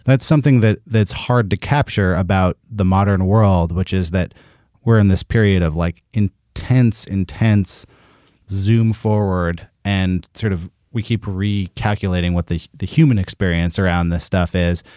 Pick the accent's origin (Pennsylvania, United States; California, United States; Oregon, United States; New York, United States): California, United States; Berkeley; in Northern California, where I am also from. I'm from Berkeley.